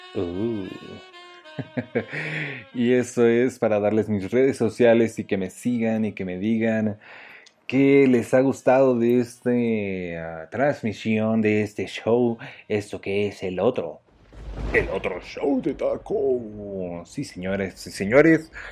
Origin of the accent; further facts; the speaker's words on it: Mexico; somos mexicanos